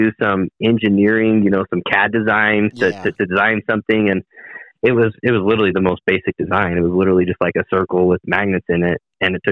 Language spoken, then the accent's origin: English; Southeast Idaho, United States; I'm from Southeast Idaho